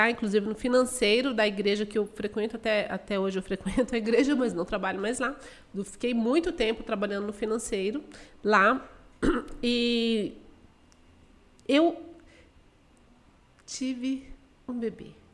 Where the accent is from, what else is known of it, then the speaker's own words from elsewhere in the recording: Dourados, Mato Grosso do Sul, Brazil; also born or lived in Guarulhos; eu sou de Guarulhos, São Paulo, nasci lá, porém a minha família veio para Mato Grosso do Sul, eu ainda era criança, eu tinha seis anos mais ou menos.